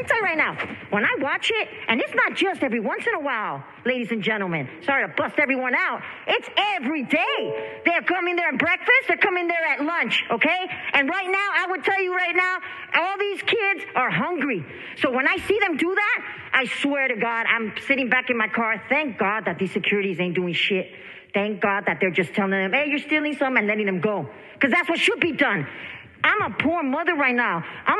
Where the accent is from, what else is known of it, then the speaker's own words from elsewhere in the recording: San Francisco, California, United States; I'm from San Francisco Mission District, born and raised.